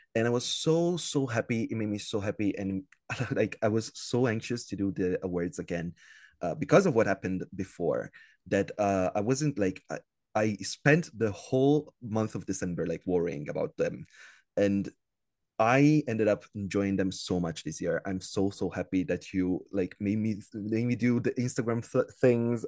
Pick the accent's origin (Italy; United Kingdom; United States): Italy; I'm from Italy, uh, born and raised in Italy, still living here